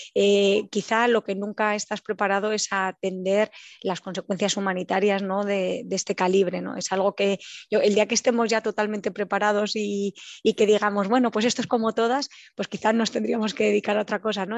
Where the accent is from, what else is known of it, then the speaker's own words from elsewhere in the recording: Ávila, Castile and León, Spain; moved away as an adult; now in Warsaw, Poland; nací en Ávila